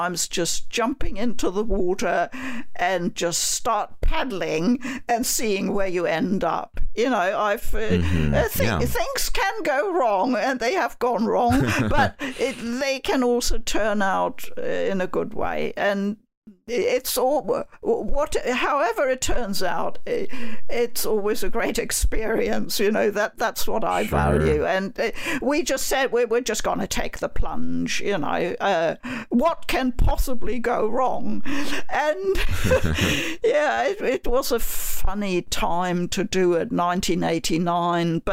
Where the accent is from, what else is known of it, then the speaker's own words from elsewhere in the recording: Germany; moved away as an adult; also born or lived in United Kingdom; now in New Zealand; I was born and raised in Germany.